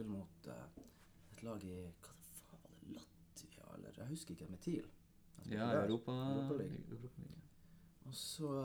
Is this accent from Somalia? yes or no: yes; Somalia; accent: Tromsø